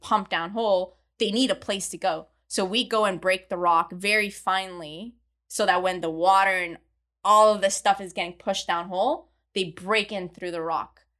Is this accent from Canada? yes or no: yes; Montreal, Quebec, Canada; moved away as an adult; also born or lived in Midland, Texas; I grew up in Montreal in Canada, where there is zero oil and gas